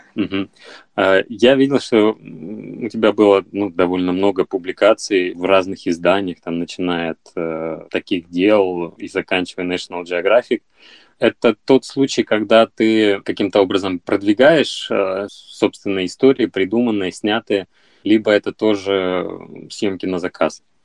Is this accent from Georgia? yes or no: no; Izhevsk, Udmurtia, Russia; я сам родом из Ижевска